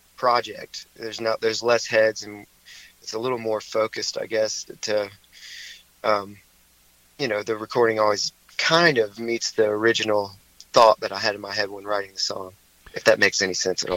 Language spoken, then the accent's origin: English; High Point, North Carolina, United States; also born or lived in Greensboro; I grew up in High Point, so um, you know, I I lived. I've lived all over the place, but for most of my life, I've lived in High Point and Greensboro